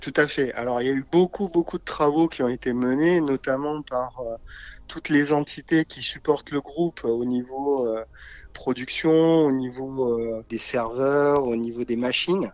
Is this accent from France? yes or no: yes; south of France, France; moved away as an adult; now in Paris region, France; je vis sur euh, la région parisienne depuis 20 ans maintenant. Oui. Mais euh, je suis originaire plutôt du sud de la France